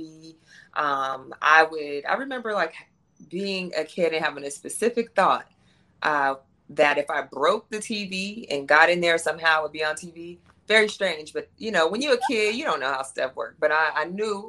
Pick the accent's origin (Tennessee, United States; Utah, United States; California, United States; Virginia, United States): California, United States; San Diego; my hometown, San Diego